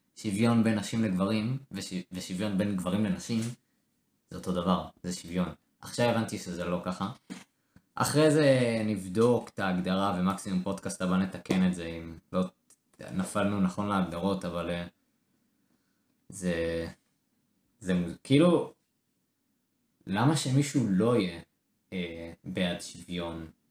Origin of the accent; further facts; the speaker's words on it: Israel; בתור ישראלים